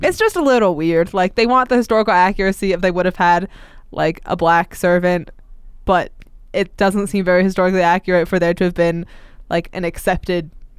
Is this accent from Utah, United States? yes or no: yes; Salt Lake City, Utah, United States; I'm from Salt Lake, and I live really close to downtown